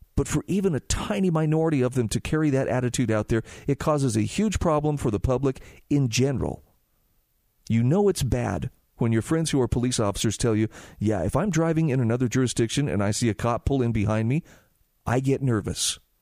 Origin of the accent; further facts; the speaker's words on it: Utah, United States; my home state of Utah